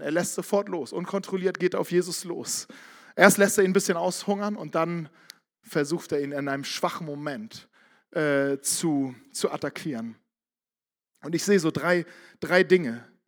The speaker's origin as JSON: {"language": "German", "town": "Barmstedt", "region": "Schleswig-Holstein", "country": "Germany", "tie": "born or raised there", "said": "Ich komme aus Barmstedt, nördlich von Hamburg."}